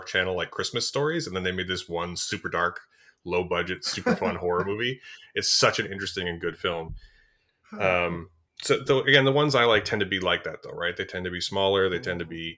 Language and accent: English; Canada; we're a large, physically large country, but we are population-wise, you know, we're roughly a tenth of our neighbor to the south